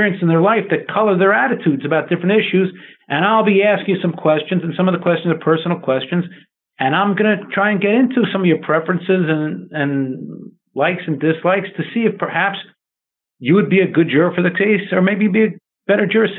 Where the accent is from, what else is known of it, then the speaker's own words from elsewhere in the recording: New York, United States; I grew up in New York